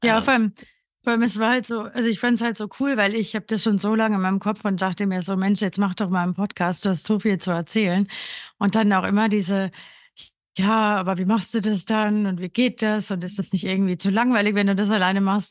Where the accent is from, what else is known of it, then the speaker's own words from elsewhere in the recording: Burgenland, Austria; moved away as an adult; now in Berlin, Germany; ich komme aus Österreich, aus einem ganz kleinen Dorf im Burgenland und bin eben vor sechseinhalb Jahren nach Berlin gezogen